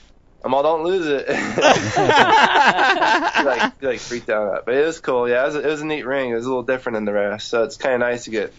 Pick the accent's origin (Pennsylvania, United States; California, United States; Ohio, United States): California, United States; I grew up in California.